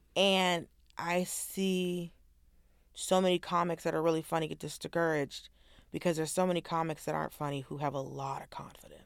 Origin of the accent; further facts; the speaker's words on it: the South, United States; I'm from the South